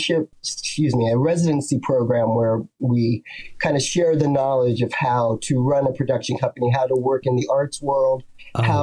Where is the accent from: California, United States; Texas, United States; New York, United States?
New York, United States; New York City; I'm from Brooklyn